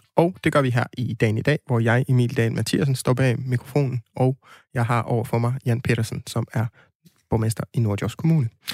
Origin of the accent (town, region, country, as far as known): West Jutland, Denmark; now in Aarhus, Denmark